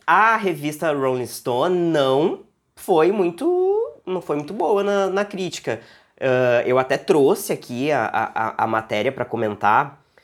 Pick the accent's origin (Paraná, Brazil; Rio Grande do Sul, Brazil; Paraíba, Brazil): Rio Grande do Sul, Brazil; Porto Alegre; eu sou de um, de um, da Zona Leste aqui de Porto Alegre, que é uma região periférica, uma, afastada do centro e tal. Eu morei lá